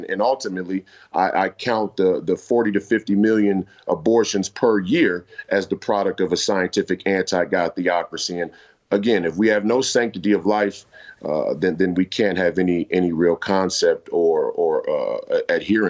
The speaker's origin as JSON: {"language": "English", "town": "Minneapolis", "region": "Minnesota", "country": "United States", "tie": "born or raised there", "said": "I'm from the Twin Cities, and we have one of the biggest LGBTQ citizen, communities in the entire country. I think statistically it's like San Francisco and then Minneapolis. And so I grew up around plenty of people who are LGBTQ."}